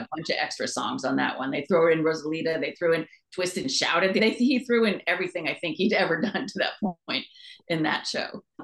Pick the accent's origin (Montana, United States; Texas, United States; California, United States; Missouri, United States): California, United States; Manhattan Beach; also born or lived in Los Angeles / Costa Mesa; I grew up in Southern California, mostly in Manhattan Beach, and then down in, in Costa Mesa